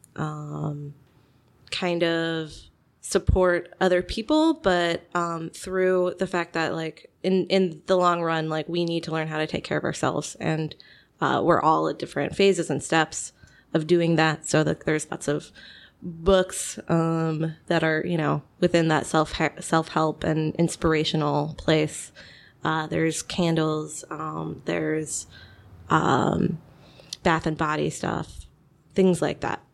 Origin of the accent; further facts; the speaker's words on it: Kansas City, United States; also born or lived in Chicago; now in Batavia, United States; I'm originally from Kansas City